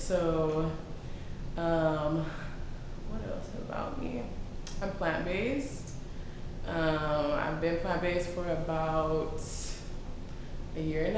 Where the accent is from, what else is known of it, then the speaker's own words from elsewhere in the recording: Houston, Texas, United States; So I've been here for a while. It's my hometown. I was born and raised here.